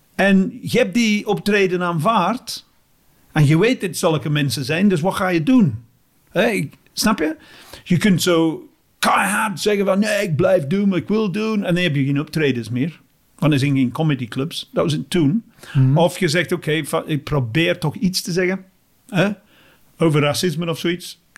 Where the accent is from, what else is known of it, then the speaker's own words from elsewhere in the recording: England, United Kingdom; Dutch is a second language; moved away as an adult; now in Belgium; ik ben Engelsman